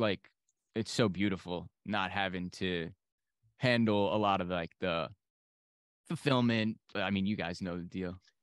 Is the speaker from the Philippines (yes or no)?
no; New York, United States; I'm from New York.